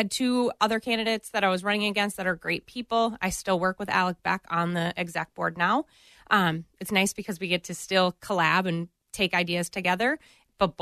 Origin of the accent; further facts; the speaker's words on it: St. Paul Park, Minnesota, United States; I grew up in St. Paul Park.